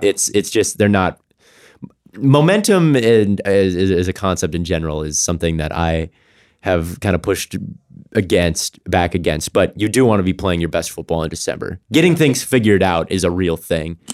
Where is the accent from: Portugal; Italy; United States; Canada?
United States; Minnesota; my Minnesota people, I'm from Minnesota